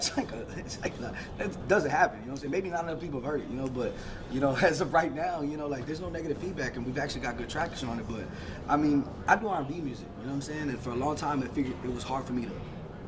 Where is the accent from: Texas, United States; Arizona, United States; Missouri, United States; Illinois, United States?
Texas, United States; Fort Worth; I'm from Diamond Hill